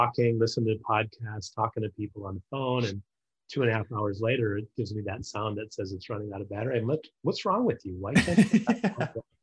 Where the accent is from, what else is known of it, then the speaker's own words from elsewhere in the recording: North Dakota, United States; now in California, United States; I grew up in North Dakota